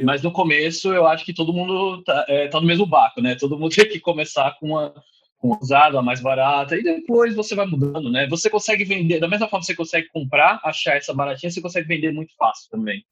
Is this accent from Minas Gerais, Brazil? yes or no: no; São Paulo, Brazil; moved away as an adult; now in Dublin, Ireland; eu sou de São Paulo